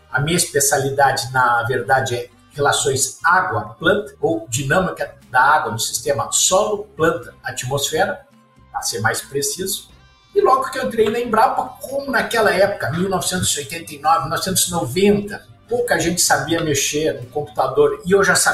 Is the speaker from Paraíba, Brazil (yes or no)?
no; Pelotas, Rio Grande do Sul, Brazil; also born or lived in Porto Alegre; Então, sou gaúcho, nasci em Porto Alegre e logo cedo, quando tinha 5 anos, meus pais se mudaram mais para o sul, lá para a região de Pelotas, e lá eu fui meio que criado